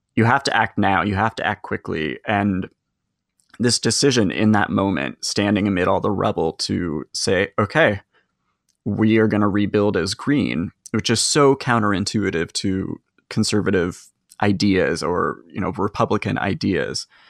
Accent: West Coast, United States; I grew up on the West Coast. I grew up in very liberal cities and suburbs.

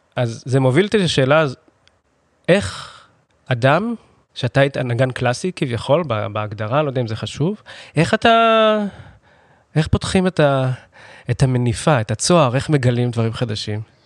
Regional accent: Holon, Tel Aviv District, Israel; שנינו גדלנו בחולון, גרנו בחולון

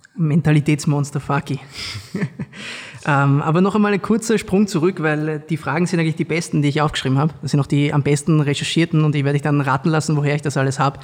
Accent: Vienna, Austria; ich bin ja auch ursprünglich aus Wien

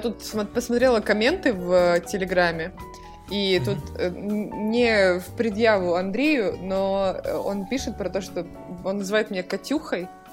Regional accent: Almaty, Kazakhstan; moved away; я из Алматы

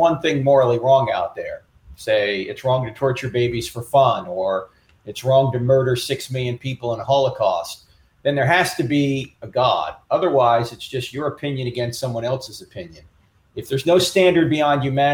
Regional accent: New Jersey, United States; brought up a Catholic because I'm from New Jersey

